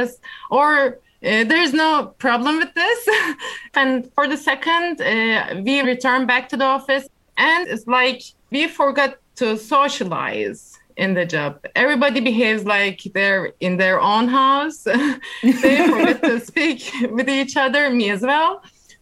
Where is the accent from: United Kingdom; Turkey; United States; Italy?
Turkey; I'm from Turkey